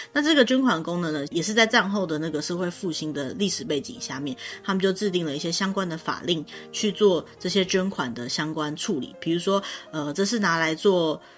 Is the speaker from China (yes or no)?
no; Taiwan; 我们台湾人不是很常会觉得说喜帖就像红色炸弹一样